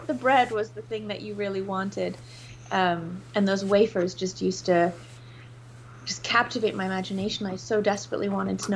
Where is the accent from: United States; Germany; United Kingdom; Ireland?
United Kingdom; England; I grew up in England